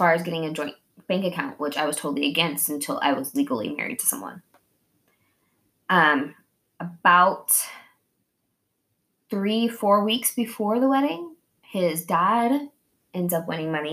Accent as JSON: {"language": "English", "region": "Oklahoma", "country": "United States", "also_born_or_lived": "Kansas", "moved": "yes", "said": "I'm from Oklahoma and it's, like, meth capital"}